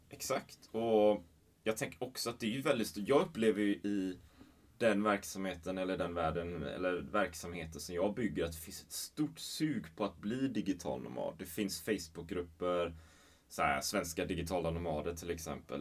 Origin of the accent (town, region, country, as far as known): Sweden